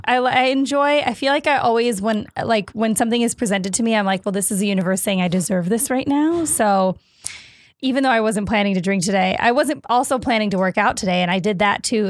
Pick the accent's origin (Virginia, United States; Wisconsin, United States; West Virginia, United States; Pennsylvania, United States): Wisconsin, United States; Stoughton; moved away as an adult; also born or lived in Minneapolis / Chicago; I grew up in Wisconsin and then I went to school in Minneapolis.